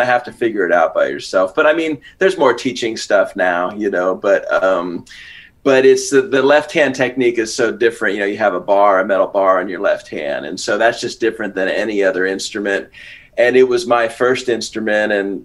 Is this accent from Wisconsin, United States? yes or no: no; San Francisco, California, United States; I grew up around San Francisco.